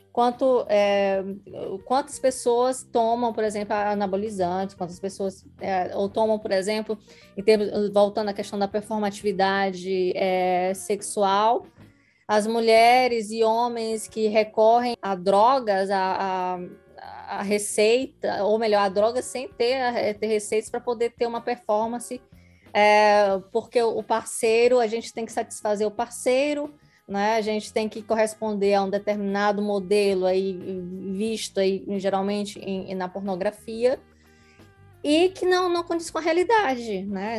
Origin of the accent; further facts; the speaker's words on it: Northeast Region, Brazil; nós que somos nordestinas